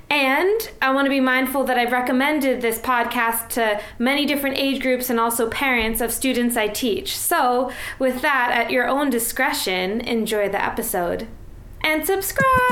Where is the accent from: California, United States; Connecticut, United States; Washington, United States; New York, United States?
New York, United States; I grew up in New York